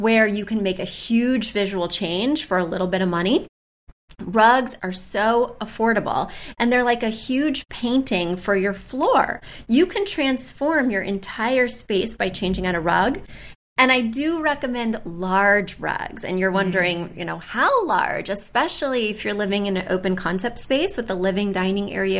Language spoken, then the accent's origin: English; Missouri, United States; accent: Southern twang; also born or lived in near New York City; now in New York City area, United States; even though I live right outside New York City now, I'm from Missouri. So there will be moments of a Southern twang